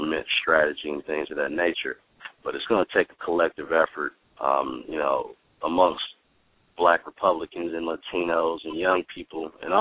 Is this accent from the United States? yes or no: yes; Detroit, Michigan, United States; I'm from Detroit. I went to the same school you did